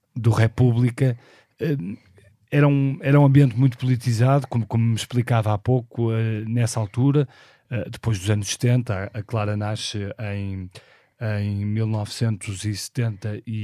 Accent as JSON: {"language": "Portuguese", "town": "Porto", "region": "Norte", "country": "Portugal", "tie": "born or raised there", "said": "nasci no Porto em 1976"}